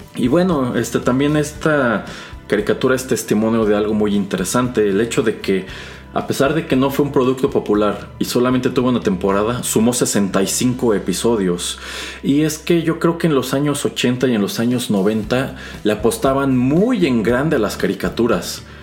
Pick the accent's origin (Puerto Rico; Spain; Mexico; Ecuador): Mexico; quienes crecimos en México y América Latina en los años 80 y los años 90